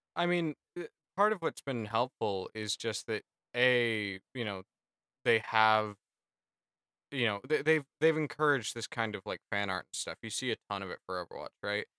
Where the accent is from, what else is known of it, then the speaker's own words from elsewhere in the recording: United States; as an American